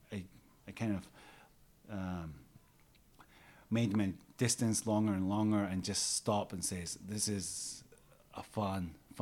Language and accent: English; Nagano, Japan; now in Takao, Tokyo, Japan; I was born in Nagano, where there's a lot of mountains.